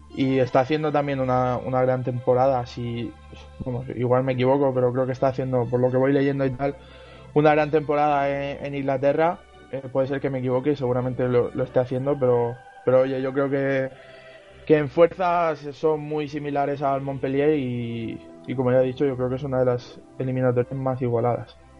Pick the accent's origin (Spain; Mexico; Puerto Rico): Spain; Region of Murcia; los tres equipos de mi tierra